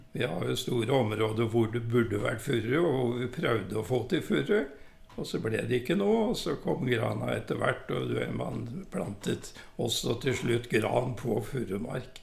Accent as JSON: {"language": "Norwegian", "area": "Kroken", "region": "Innlandet", "country": "Norway", "tie": "born or raised there", "also_born_or_lived": "Oslo", "said": "jeg er jo født og oppvokst på Kroken"}